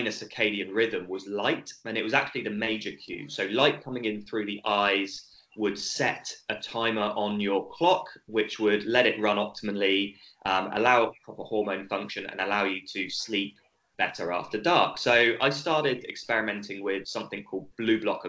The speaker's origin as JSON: {"language": "English", "country": "United Kingdom", "accent": "British", "moved": "as an adult", "lives_now": "Australia", "said": "my accent's British, even though I've lived in Australia for almost 10 years now"}